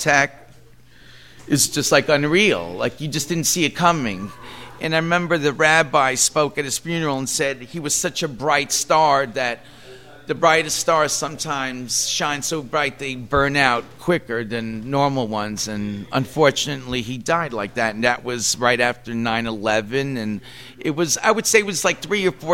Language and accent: English; New York City, New York, United States; We grew up in Queens